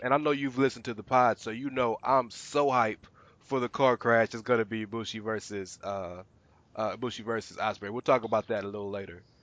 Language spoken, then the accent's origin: English; Houston, Texas, United States; I'm from the South, and he, I'm from Houston, Texas